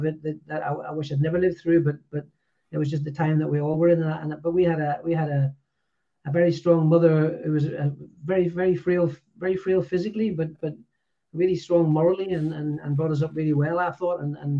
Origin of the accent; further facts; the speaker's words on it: Lisburn, Northern Ireland, United Kingdom; I was born in Lisburn, just a bit of a city now, actually, but a town outside Belfast when I was there. And during the Troubles, really